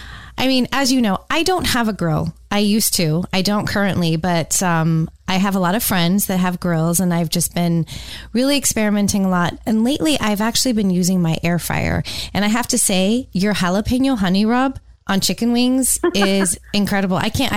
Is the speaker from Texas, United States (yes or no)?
no; California, United States; now in Tampa, United States; You know, I came from California, so I've been in Tampa since 2003.